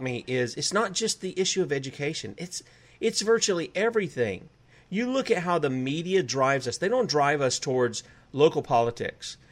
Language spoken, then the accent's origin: English; South Carolina, United States; I'm from the South. I'm from South Carolina, the U.S. occupied state of South Carolina.